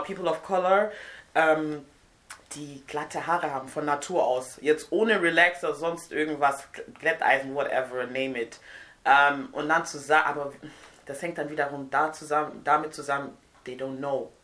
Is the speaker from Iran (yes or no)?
no; Nigeria; moved away; also born or lived in Siegen, Germany; Ich komme aus Nigeria ursprünglich